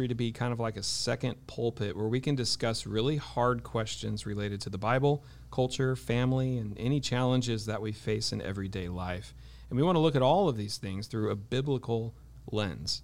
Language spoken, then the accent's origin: English; Ojai, California, United States; growing up in Ojai, I mean, I kind of grew up in the lion's den of New Age.